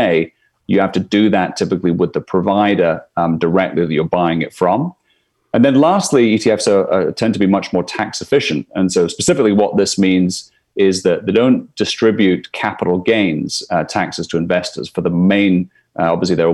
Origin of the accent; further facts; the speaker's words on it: Scotland, United Kingdom; moved away as an adult; now in New York, United States; I'm from Scotland originally. So been in New York, where I'm coming to you from today, for the last 11 years.